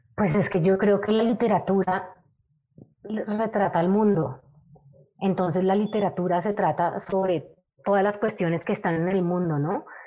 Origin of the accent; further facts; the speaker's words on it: Cali, Valle del Cauca, Colombia; yo soy de Cali y soy de, de un de Cali así muy parecido al que tocó a Claudia